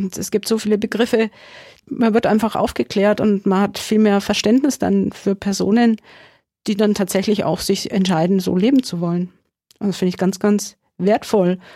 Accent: Bavaria, Germany; weil im August findet ein CSD sowohl in Amberg als auch in Sulzbach-Rosenberg statt, also in meiner alten Heimat.

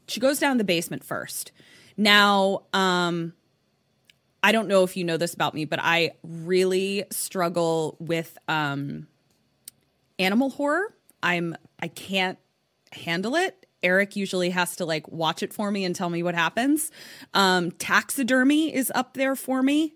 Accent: Baltimore, Maryland, United States; now in West Coast, United States; I'm from Baltimore, so, like, I know how to be cold

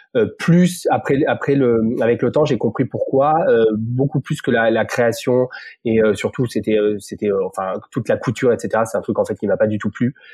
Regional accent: Montpellier, Occitania, France; moved away as an adult; also born or lived in Paris; je suis né à Montpellier, euh, comme euh, mes deux business partners. On s'est rencontrés sur les sur les bancs d'école quand j'étais tout petit

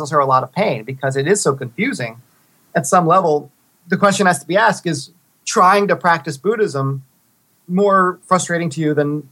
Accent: South Texas, United States; I'm from South Texas

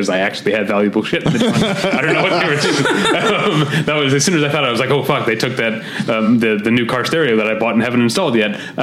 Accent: St. Louis, Missouri, United States; moved away as an adult; also born or lived in Chicago; now in Los Angeles, United States; I'm from St. Louis, went to college in Chicago, there for 4 years, and been out here about 12 years

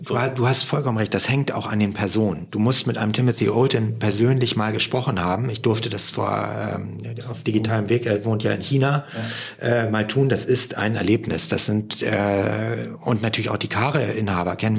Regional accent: Hamburg, Germany; als Hamburger

